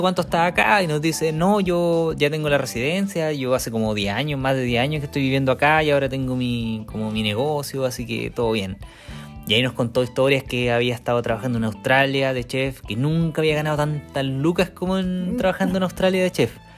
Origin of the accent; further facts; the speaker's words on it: Chile; moved away as an adult; now in New Zealand; Somos dos chilenos viviendo en Nueva Zelanda con una Working Holiday.